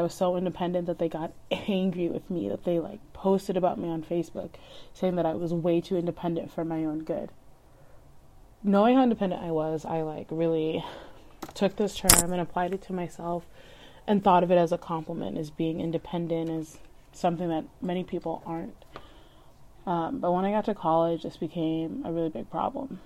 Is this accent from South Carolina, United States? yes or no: no; Leominster, Massachusetts, United States; I'm from Leominster